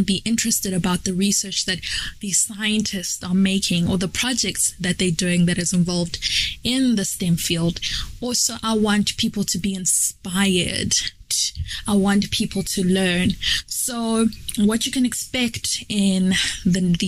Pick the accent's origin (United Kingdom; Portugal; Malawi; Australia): Malawi; moved away as an adult; now in South Africa; I'm from Malawi, but currently living and studying in South Africa